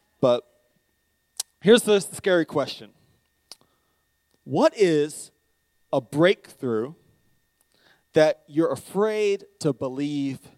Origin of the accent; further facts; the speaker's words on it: United States; also born or lived in Charlotte, North Carolina; now in Greer, United States; I'm American